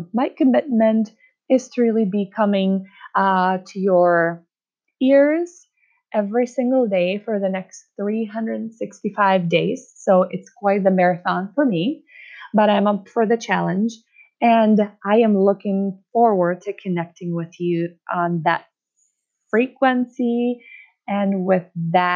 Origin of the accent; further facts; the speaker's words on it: Czechia; accent: Czech; first language Czech; English is a second language; English is my second language. My first language is Czech